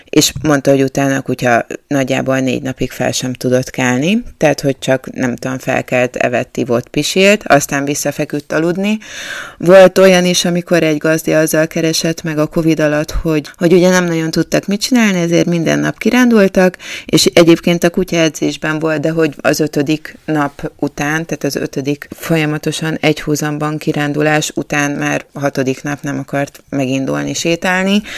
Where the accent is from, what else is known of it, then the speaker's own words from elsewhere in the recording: Budapest, Hungary; én budapestiként